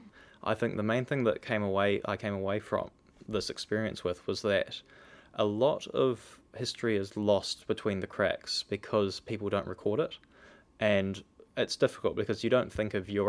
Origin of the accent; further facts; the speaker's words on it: Christchurch, Canterbury, New Zealand; now in Auckland, New Zealand; I'm not an Aucklander initially. I come from Christchurch.